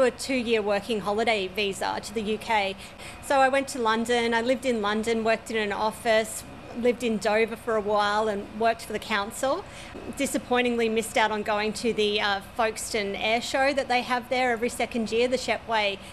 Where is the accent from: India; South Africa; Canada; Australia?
Australia; Brisbane, Queensland; I was brought up in the northern suburbs of Brisbane, Bray Park